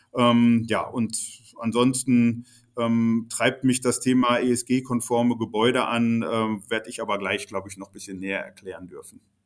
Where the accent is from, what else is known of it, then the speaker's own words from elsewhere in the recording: Bochum, North Rhine-Westphalia, Germany; in der Unistadt Bochum, meine Heimatstadt